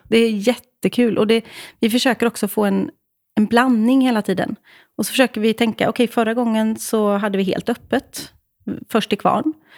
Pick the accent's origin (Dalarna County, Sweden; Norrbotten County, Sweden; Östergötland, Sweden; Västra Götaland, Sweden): Västra Götaland, Sweden; Åmål; Jag kommer alltså från Åmål. Fucking Åmål.